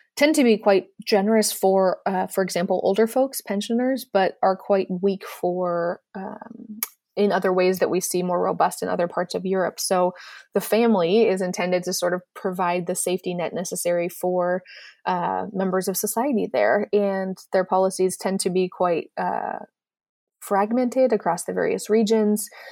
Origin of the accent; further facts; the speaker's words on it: United States; as an American